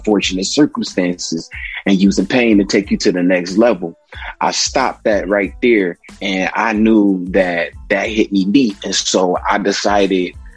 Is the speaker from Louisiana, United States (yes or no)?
no; Detroit, Michigan, United States; growing up in Detroit.